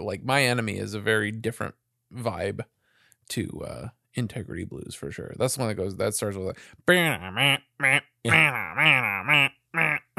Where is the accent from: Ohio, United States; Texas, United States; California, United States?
California, United States; South Bay; Daily Breeze down here in the South Bay. Is that it? Yeah, man. That's my hometown paper.